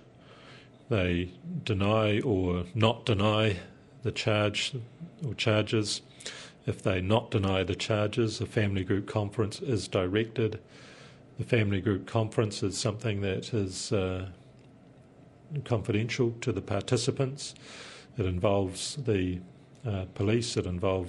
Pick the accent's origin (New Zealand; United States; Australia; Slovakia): New Zealand; Taranaki; I'm from Taranaki